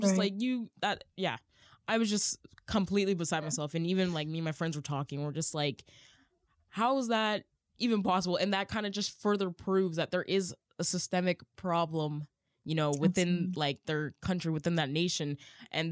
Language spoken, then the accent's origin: English; Canada; I am super Canadian.